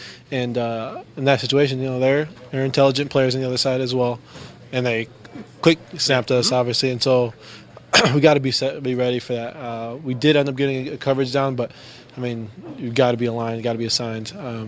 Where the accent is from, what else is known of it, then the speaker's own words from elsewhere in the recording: Chicago, Illinois, United States; I was playing in snow since high school, growing up in Chicago